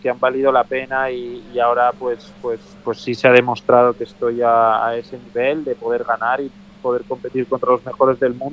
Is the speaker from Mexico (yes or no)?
no; Spain; como europeo y español pues pues sí sí me gustó ver